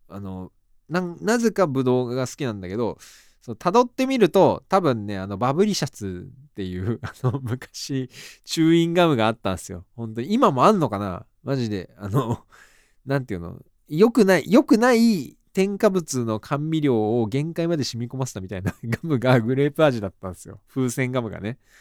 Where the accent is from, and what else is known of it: Hiezu, Tottori, Japan; born or raised there; moved away as an adult; now in Tokyo, Japan